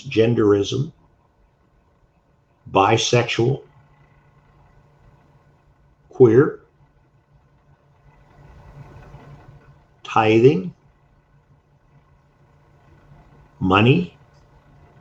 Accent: United States

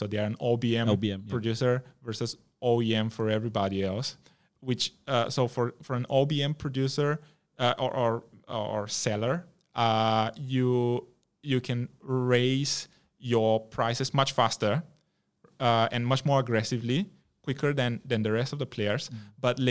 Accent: Malaysia; as a Malaysian investor that is looking just at the Malaysian environment, this is what you read about in the news.

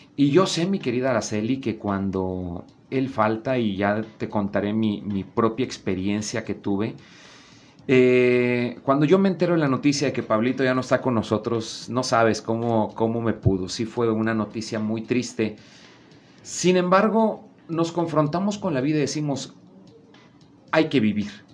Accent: Veracruz, Mexico; moved away; yo que vengo de Veracruz

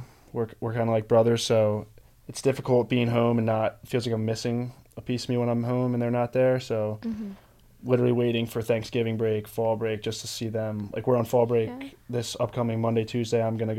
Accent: Havertown, Pennsylvania, United States; I'm from Havertown. I literally live 15 minutes away.

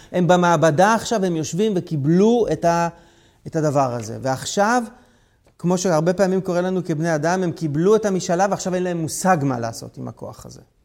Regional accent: Israel

